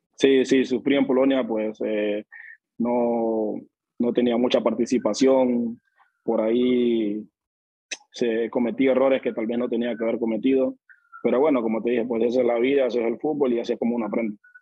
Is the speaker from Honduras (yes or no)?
yes; Río Esteban, Colón, Honduras; moved away as an adult; yo nací en Río Esteban, Río Esteban Colón se llama mi pueblo, eso es en el municipio de Balfate